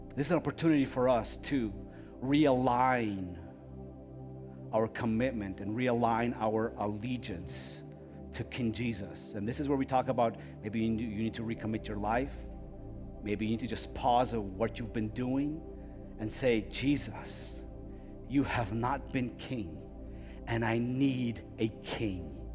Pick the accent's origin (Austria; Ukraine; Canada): Ukraine; moved away; I come from Ukraine